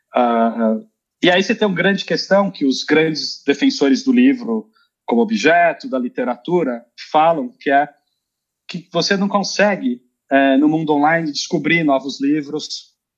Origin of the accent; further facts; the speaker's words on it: Brazil; moved away as an adult; now in Sweden; eu sou brasileiro moro na Suécia